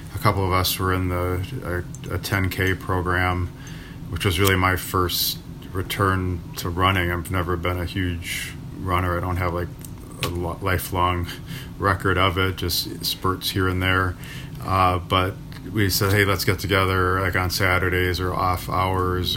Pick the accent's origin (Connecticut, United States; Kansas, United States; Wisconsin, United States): Wisconsin, United States; Milwaukee; the neighborhood that I grew up in in River West